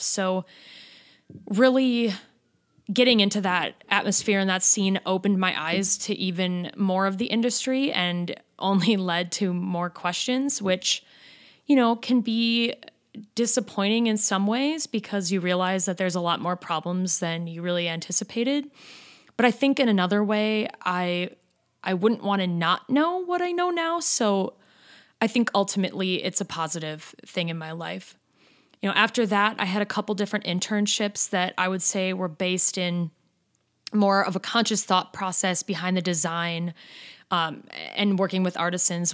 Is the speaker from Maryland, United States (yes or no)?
no; Madison, Wisconsin, United States; our home state and basically in my hometown.